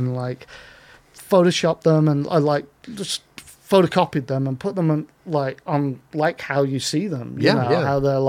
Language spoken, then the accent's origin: English; Northern England, United Kingdom; I grew up working class in Northern England